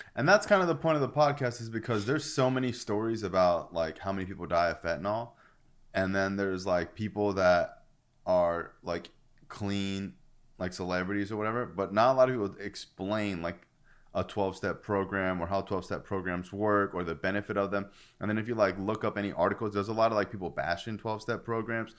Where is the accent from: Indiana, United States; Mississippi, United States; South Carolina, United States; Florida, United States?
Florida, United States; I'm from Florida